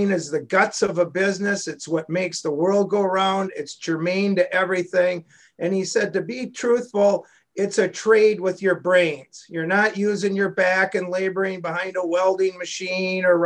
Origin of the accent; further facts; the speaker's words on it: Minneapolis–Saint Paul, Minnesota, United States; I'm originally from the Twin Cities. I went to St. Thomas Academy and then the College of St. Thomas.